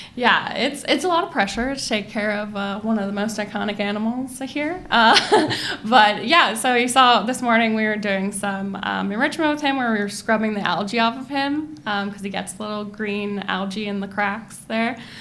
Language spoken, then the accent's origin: English; Monterey, California, United States; I grew up sort of in the Monterey uh, area